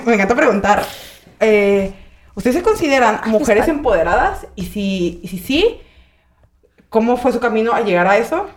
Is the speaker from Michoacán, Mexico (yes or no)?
yes; Michoacán, Mexico; moved away as an adult; also born or lived in Mexico City; now in Monterrey, Mexico; yo soy de Michoacán